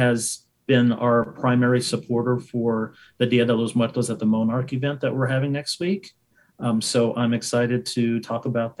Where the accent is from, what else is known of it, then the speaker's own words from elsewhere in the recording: Texas, United States; now in Utah, United States; I'm originally from Texas, but I've been living in Utah for 16, 17 years.